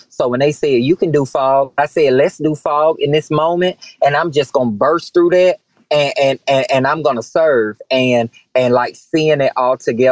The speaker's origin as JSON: {"language": "English", "region": "the South", "country": "United States", "tie": "born or raised there", "said": "growing up in the South"}